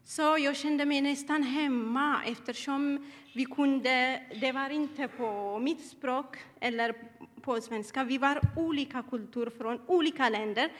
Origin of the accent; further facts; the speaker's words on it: Eritrea; Swedish is a second language; now in Sweden; Jag kommer eh, från Eritrea